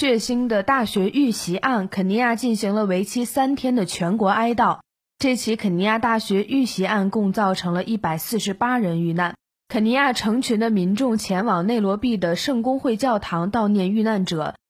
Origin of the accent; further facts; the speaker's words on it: China; 我们中国人民是有着感同身受的这种经历的，